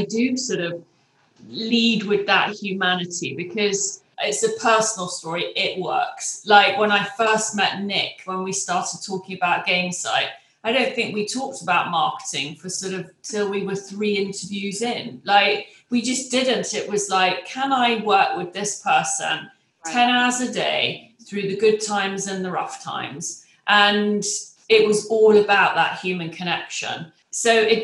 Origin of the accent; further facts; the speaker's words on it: England, United Kingdom; moved away as an adult; now in United States; I'm English